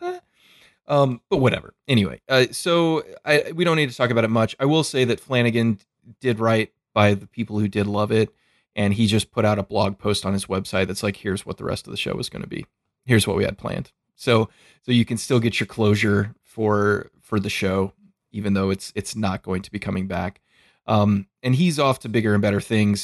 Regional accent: United States; I'm an American

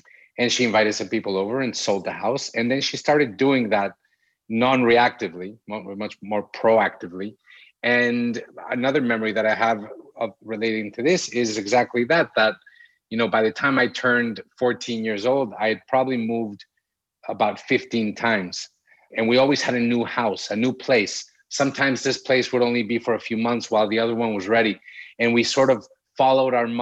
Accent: Mexico City, Mexico; now in Acapulco, Mexico; We're from Mexico City. We were born and raised in Mexico City

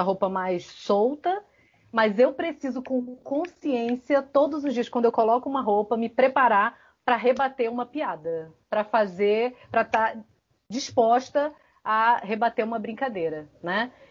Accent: Rio de Janeiro, Brazil; now in Ceará, Brazil; Eu venho do Rio de Janeiro para o interior do Ceará e eu, como bióloga, tentei me encaixar num perfil padronizado do biólogo

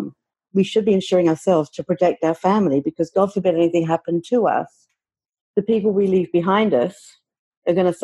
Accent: London, United Kingdom; moved away as an adult; now in Oakville, Canada; I was born and raised in London, England, hence I have an accent

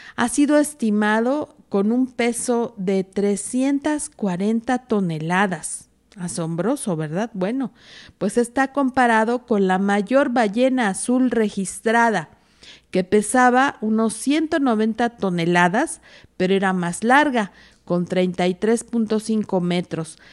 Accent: Mexico; un país distinto al de nosotros. Es diferente cuando uno sale de México

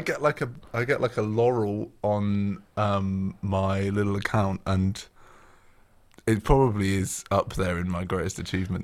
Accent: Oxford, South East England, United Kingdom; moved away as an adult; now in Sheffield, United Kingdom; I'm originally from Oxford, near the Cotswolds, which is why I don't sound like I'm from Yorkshire

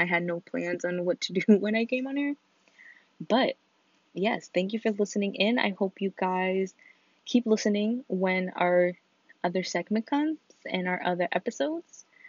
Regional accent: Connecticut, United States; we're all not from New London, like we're all from Connecticut

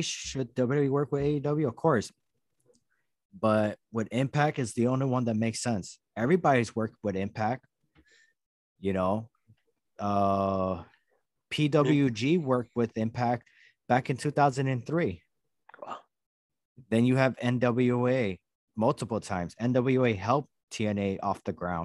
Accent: Durango, Mexico; I'm from there too

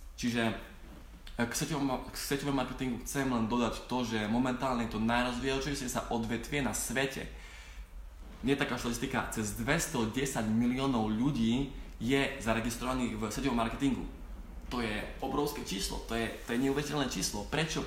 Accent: Slovakia; k nám na Slovensku

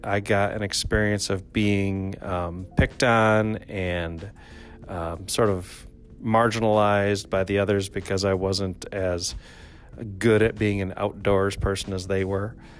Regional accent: Traverse City, Michigan, United States; also born or lived in Grand Rapids, Michigan; I was born in Grand Rapids but raised in Traverse City

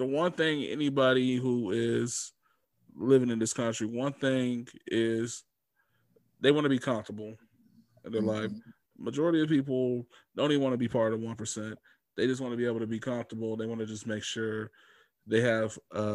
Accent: United States; as an American

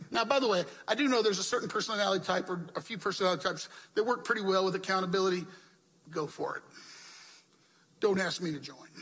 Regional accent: the South, United States; When I was growing up in the South, and I was living in the Jim Crow South

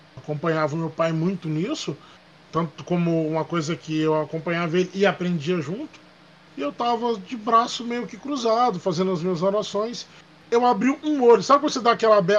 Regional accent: Minas Gerais, Brazil; moved away; Tem muitos anos que eu saí de Minas

